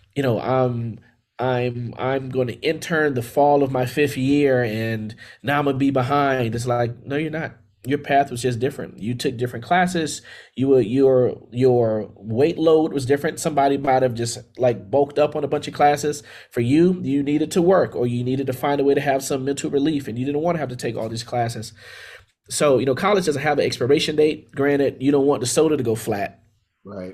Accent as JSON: {"language": "English", "town": "Miami", "region": "Florida", "country": "United States", "tie": "born or raised there", "also_born_or_lived": "Tallahassee, Florida", "said": "I'm from Miami, Florida. So I was born and raised in Miami, Florida, and uh, did all my schooling there um, from K through 12"}